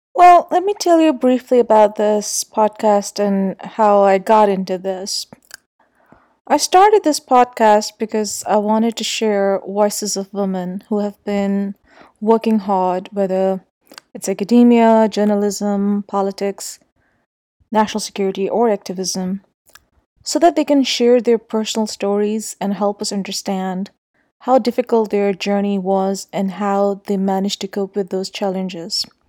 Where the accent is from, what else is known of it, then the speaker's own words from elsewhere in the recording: Islamabad, Islamabad Capital Territory, Pakistan; I grew up in Islamabad